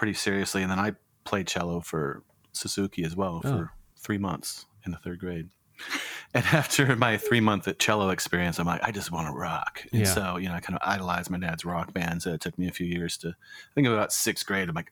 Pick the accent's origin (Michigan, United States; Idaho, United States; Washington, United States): Washington, United States; Tacoma; now in Portland, United States; I'm from Tacoma.